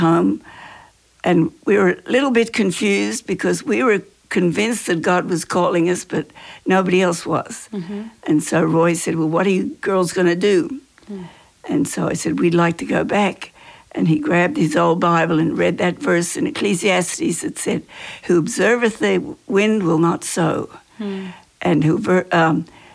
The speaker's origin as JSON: {"language": "English", "country": "Australia", "moved": "yes", "said": "I'm Australian"}